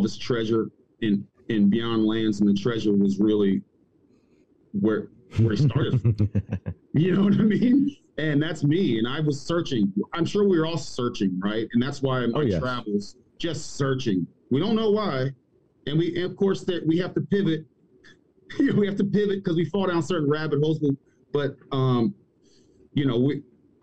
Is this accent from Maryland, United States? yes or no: yes; Maryland, United States; moved away as an adult; also born or lived in Abu Dhabi / Germany / Georgia; now in Cartersville, Georgia, United States; I'm originally from Maryland.